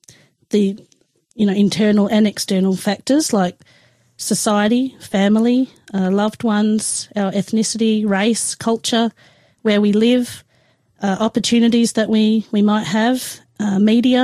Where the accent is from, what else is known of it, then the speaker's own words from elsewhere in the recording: Adelaide, South Australia, Australia; moved away as an adult; I grew up in Adelaide. Until I was 18 years old